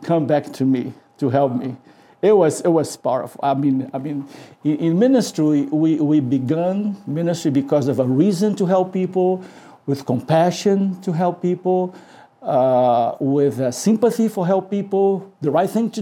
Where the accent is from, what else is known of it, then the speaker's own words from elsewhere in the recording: Brazil; moved away; I was from Brazil